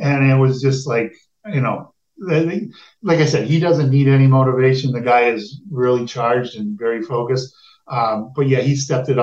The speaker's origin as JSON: {"language": "English", "country": "United States", "said": "Being American"}